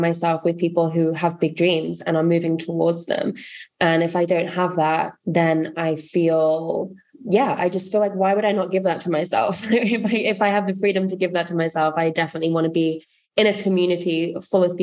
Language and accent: English; Coventry, West Midlands, United Kingdom; moved away; my hometown. which was Coventry in the United Kingdom